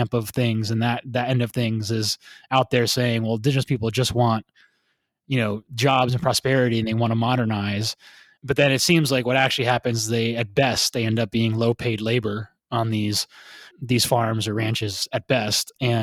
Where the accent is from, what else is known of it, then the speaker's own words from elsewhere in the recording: United States; accent: American; My ugly American accent